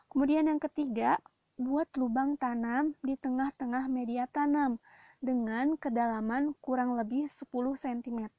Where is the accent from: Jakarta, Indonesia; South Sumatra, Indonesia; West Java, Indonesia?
West Java, Indonesia; West Bandung; kalau di daerahku Bandung Barat dan sekitarnya biasanya disebut cengek.